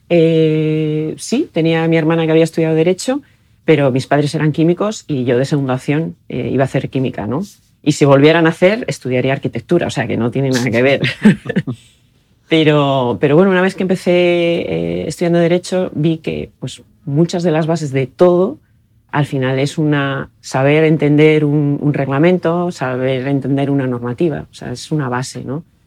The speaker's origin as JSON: {"language": "Spanish", "town": "Oviedo", "region": "Asturias", "country": "Spain", "tie": "born or raised there", "also_born_or_lived": "Brussels, Belgium", "said": "yo soy de Oviedo, estudié en el Colegio de los Jesuitas aquí en, Oviedo"}